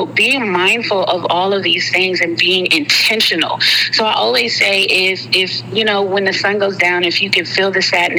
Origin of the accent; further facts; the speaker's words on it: Alabama, United States; I'm from Alabama, and most of my family is still in the state. I am a military brat, so I did move around quite often.